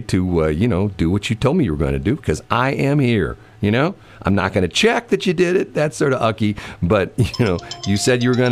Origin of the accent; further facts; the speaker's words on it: Missouri, United States; I'm from the Show Me State.